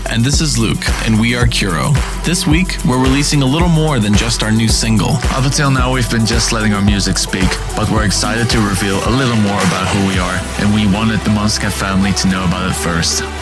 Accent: Berlin, Germany; I'm from Berlin, Germany.

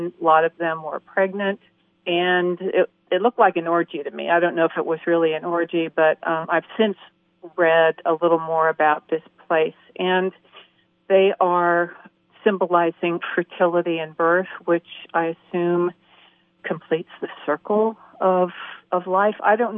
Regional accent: San Francisco, California, United States; I grew up in San Francisco, where there was a big Irish community, and I was very familiar with Irish wakes, which are raucous and celebratory of life of the deceased.

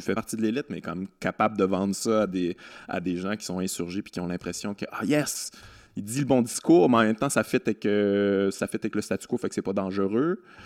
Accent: Quebec City, Quebec, Canada; je viens de Québec

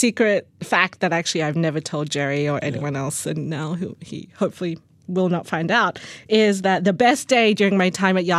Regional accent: Australia; now in United States; I moved from Australia to the US in 2004, so it could have changed since then. But the thing that I love about Australia, that was really the culture growing up in Australia

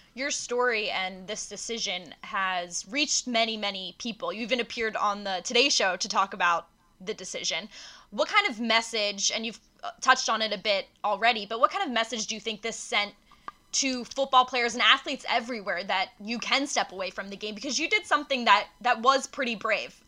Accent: Philadelphia, Pennsylvania, United States; moved away; it feels good to be back in Philadelphia

